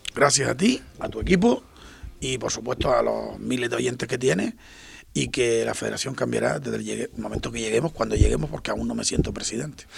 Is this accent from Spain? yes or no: yes; Puerto del Rosario, Canary Islands, Spain; yo soy más majorero que, canario, porque me vine con seis años, me vine en el año 72